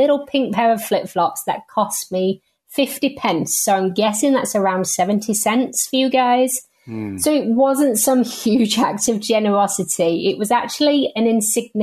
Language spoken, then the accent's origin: English; the north of England, United Kingdom; I'm from England. I'm from the north of England. So unfortunately, don't sound quite like the Queen